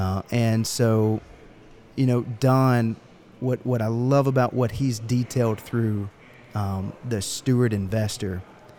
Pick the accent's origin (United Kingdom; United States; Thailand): United States; Georgia; I'm from Georgia. I wear boots. My family grows peaches.